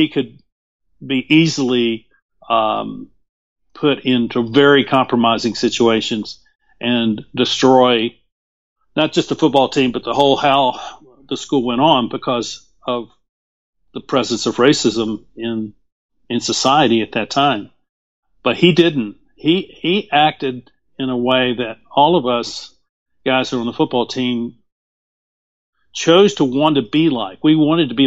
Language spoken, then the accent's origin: English; Winston-Salem, North Carolina, United States; I grew up in Winston-Salem, North Carolina